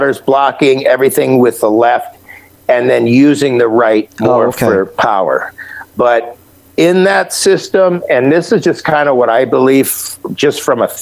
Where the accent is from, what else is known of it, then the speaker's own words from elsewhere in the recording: Akron, Ohio, United States; All the tire manufacturers were in my hometown, Akron